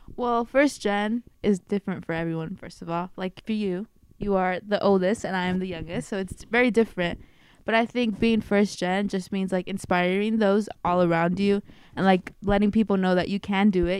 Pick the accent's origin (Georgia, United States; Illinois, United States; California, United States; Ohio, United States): California, United States; Bay Area; I am a first year double majoring both in Spanish and sociology, and I am from the Bay Area